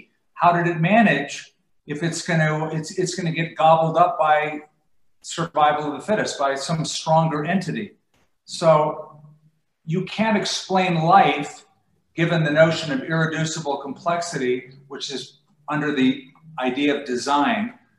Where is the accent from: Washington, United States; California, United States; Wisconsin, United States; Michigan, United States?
California, United States; now in Albuquerque, United States; I came from Southern California. I moved from Huntington Beach to Albuquerque.